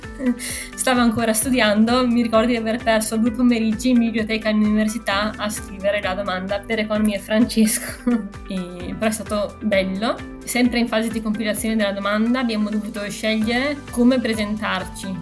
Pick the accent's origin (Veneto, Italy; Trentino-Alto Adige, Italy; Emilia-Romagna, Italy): Veneto, Italy; Verona; la metà siamo veronesi